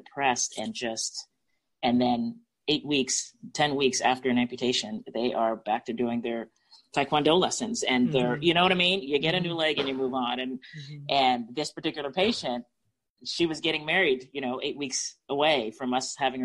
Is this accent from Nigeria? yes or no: no; Canada; now in Pensacola, United States; I grew up in the Canadian healthcare system